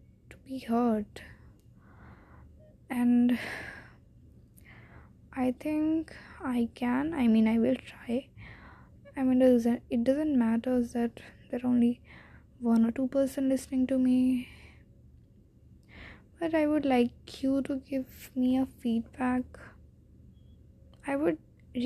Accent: India; accent: typical Indian accent; English is a second language; I'm an Indian girl

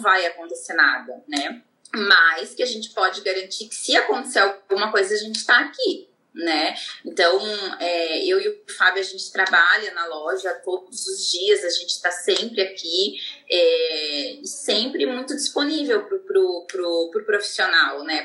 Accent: Joinville, Santa Catarina, Brazil; also born or lived in Manaus; now in São Paulo, Brazil; sou de Joinville, de Santa Catarina

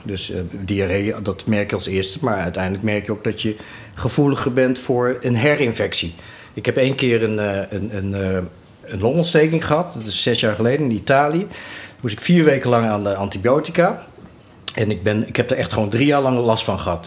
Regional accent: het Gooi, North Holland, Netherlands; accent: Gooise; opgegroeid eh, in het Gooi. Vandaar mijn, eh, mijn Chinese Gooise accent.

